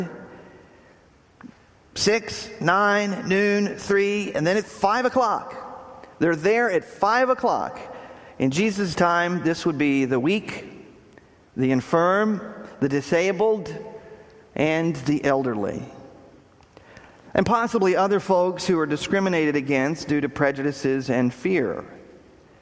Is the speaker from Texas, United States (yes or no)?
yes; Texas, United States; moved away; I grew up in Texas